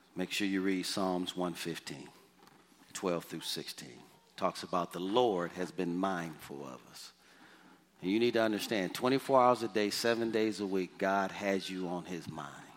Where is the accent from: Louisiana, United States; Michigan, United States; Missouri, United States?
Michigan, United States; Detroit; moved away; The house I grew up in in Detroit, Michigan, the address was 4331 Waverly